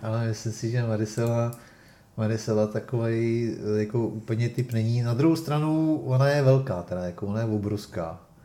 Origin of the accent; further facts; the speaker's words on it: Czechia; jsme Češi